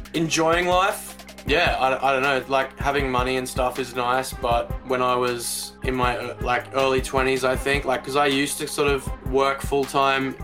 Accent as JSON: {"language": "English", "town": "Brisbane", "region": "Queensland", "country": "Australia", "tie": "born or raised there", "moved": "as an adult", "lives_now": "Melbourne, Australia", "said": "I grew up in Brisbane, moved to Melbourne about seven or eight years ago"}